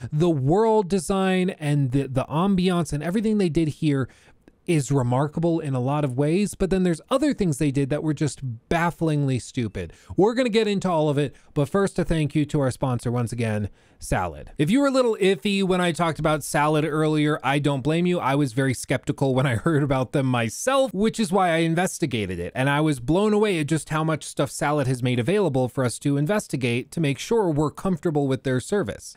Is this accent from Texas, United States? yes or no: yes; the South, Texas, United States; moved away; I grew up in the South. I spent like half of my childhood in Texas